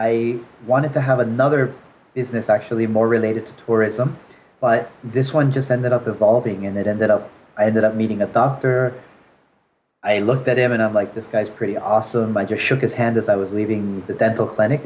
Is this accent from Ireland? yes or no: no; Canada; moved away as an adult; also born or lived in China; now in Seoul, South Korea; I grew up in Canada